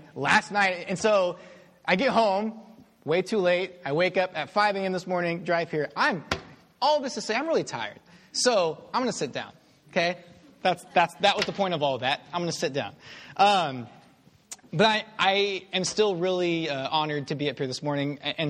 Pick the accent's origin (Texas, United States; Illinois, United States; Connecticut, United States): Texas, United States; Houston; So I grew up in Houston.